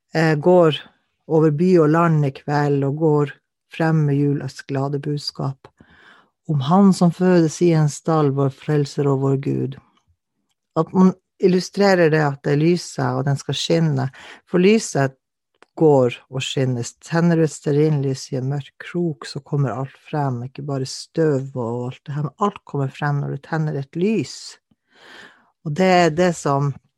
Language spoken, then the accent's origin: Norwegian; Kautokeino, Finnmark, Norway; now in Alta, Norway; jeg kommer fra Finnmark, Kautokeino opprinnelig. Jeg bor i Alta.